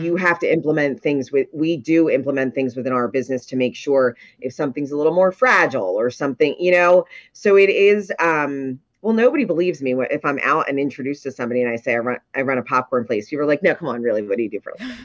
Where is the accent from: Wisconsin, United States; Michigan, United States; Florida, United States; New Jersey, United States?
New Jersey, United States; Ocean City; I was born and raised in Ocean City